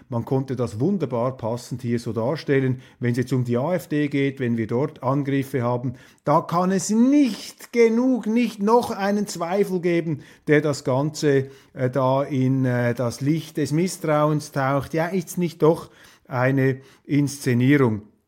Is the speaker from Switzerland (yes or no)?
yes; Switzerland; Als Schweizer